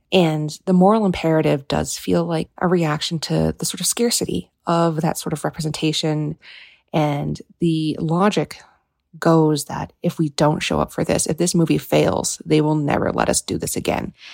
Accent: United States; the first American-born generation in my family

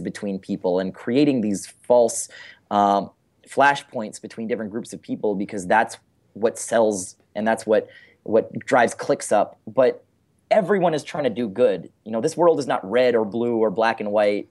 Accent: San Francisco, California, United States; I'm from San Francisco

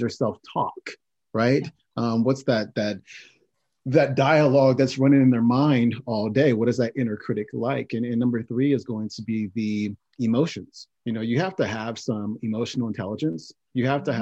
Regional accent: Oakland, California, United States; I was born in Oakland, California, and um, lived with both of my parents as well as my brother up until the age of 10

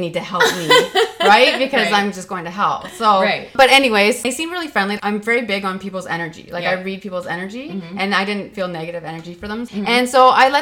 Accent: Ontario, Canada; we're Canadian

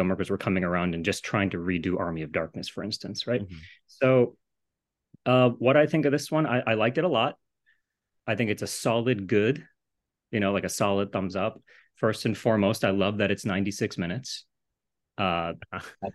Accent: Japan; moved away; I grew up in Japan

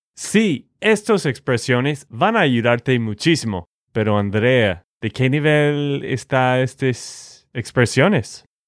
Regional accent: Texas, United States; de Texas, Estados Unidos

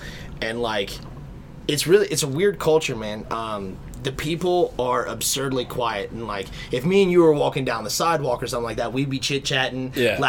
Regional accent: Kentucky, United States; we're from Kentucky.

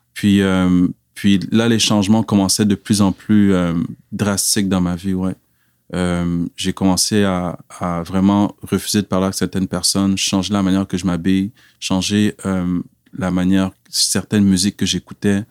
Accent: Quebec, Canada; born or raised there; also born or lived in Cameroon / Montreal / Laval / Abitibi-Témiscamingue

